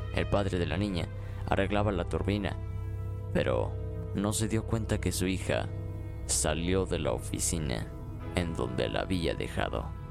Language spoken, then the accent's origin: Spanish; Aguascalientes, Mexico; mi ciudad natal, Aguascalientes.